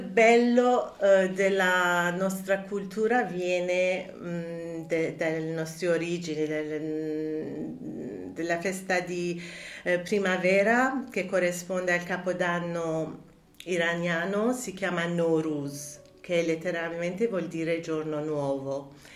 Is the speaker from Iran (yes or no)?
yes; Tehran, Tehran Province, Iran; Italian is a second language; moved away as an adult; also born or lived in France; now in Italy; Sono nata e cresciuta a Teheran